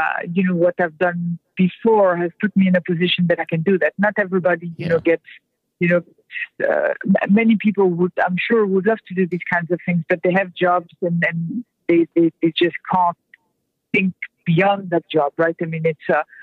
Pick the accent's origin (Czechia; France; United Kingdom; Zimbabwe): France; now in United States; I'm French to start, so I'm not an American born person